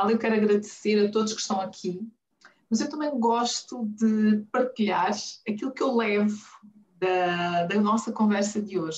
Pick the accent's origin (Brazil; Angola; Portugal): Angola; Huambo; moved away as an adult; now in Luanda, Angola; do Ambo, do Bailundo, cresci no Ambo, saí por volta dos 20 anos, adoro desporto. Voltei para Angola e fiquei em Luanda.